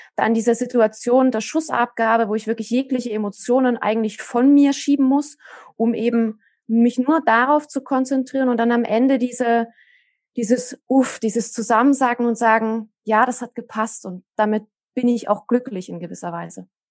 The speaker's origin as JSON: {"language": "German", "region": "Saxony", "country": "Germany", "said": "bei uns in Sachsen"}